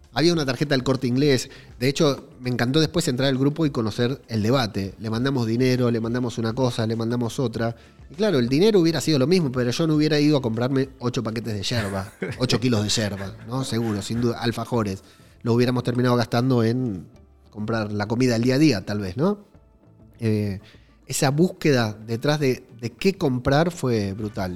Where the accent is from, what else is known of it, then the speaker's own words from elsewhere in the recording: Buenos Aires, Argentina; accent: porteño; moved away as an adult; now in Madrid, Spain; Hablo como argentino, hablo como un porteño de mierda